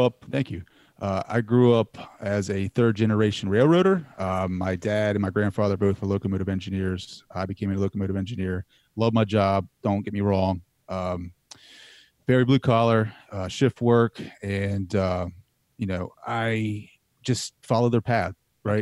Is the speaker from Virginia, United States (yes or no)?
no; Laurel, Delaware, United States; I grew up in Delaware